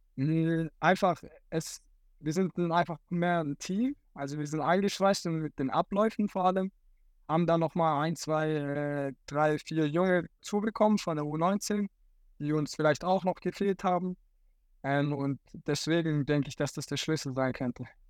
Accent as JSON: {"language": "German", "town": "Dotternhausen", "region": "Baden-Württemberg", "country": "Germany", "said": "ich komme hier aus dem Dorf"}